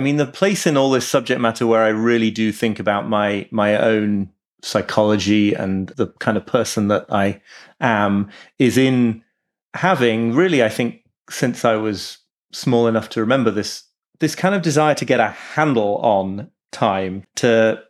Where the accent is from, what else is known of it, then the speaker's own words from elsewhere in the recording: York, Yorkshire and the Humber, United Kingdom; also born or lived in Liverpool, United Kingdom; I was born in Liverpool, actually. I grew up in York, but I was born in Liverpool.